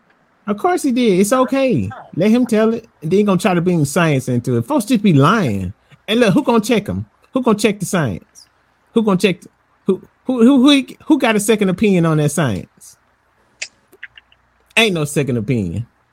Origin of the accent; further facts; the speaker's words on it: Alabama, United States; Oh, I'm from Alabama, bro.